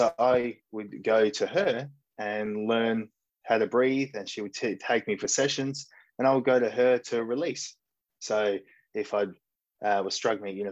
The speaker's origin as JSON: {"language": "English", "town": "Mullewa", "region": "Western Australia", "country": "Australia", "tie": "born or raised there", "moved": "yes", "lives_now": "Shanghai, China", "said": "I grew up in a small country town called Mullewa, which is in Western Australia, in a little farming community"}